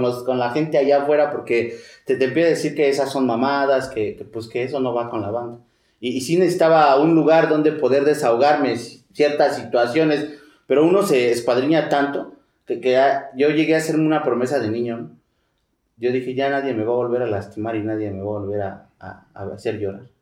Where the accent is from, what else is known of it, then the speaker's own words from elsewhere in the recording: Mexico City, Mexico; also born or lived in Tlalnepantla; Yo me crié ahí en Iztapalapa